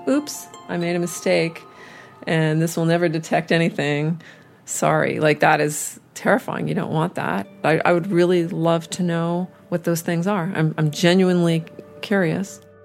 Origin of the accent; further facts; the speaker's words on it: Montreal, Quebec, Canada; also born or lived in Austin, Texas, United States / United States; I moved to Canada, when, uh, to Montreal, when I was seven years old.